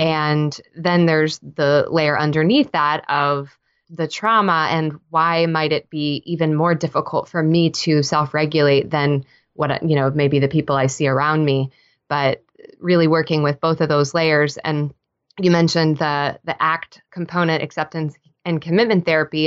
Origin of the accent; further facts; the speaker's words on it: Texas, United States; moved away as an adult; now in Nashville, United States; I'm a Texan born and raised.